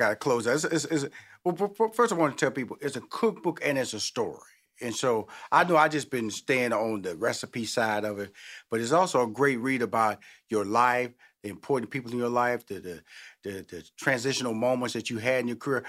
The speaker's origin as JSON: {"language": "English", "town": "Houston", "region": "Texas", "country": "United States", "said": "because I'm from Houston, Texas."}